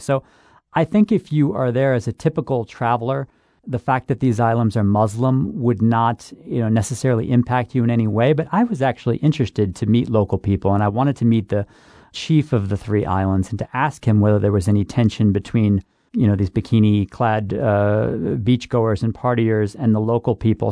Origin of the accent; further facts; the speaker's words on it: Buffalo, New York, United States; I'm from Buffalo too, Rick. So I'm I'm a Buffalo, New York boy